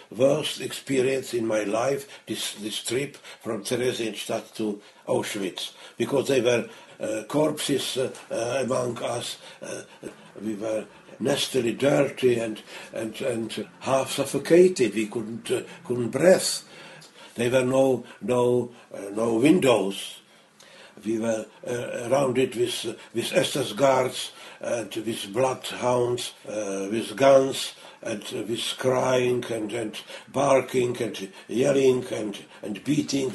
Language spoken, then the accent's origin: English; Prague, Czechia; English is a second language; I was born in Prague in uh, 1929. We were four members in uh, our family, not rich but comfortable